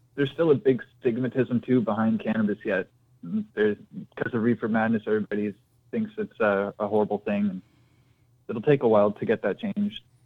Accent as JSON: {"language": "English", "region": "Ontario", "country": "Canada", "said": "I'm from Canada up here in Ontario."}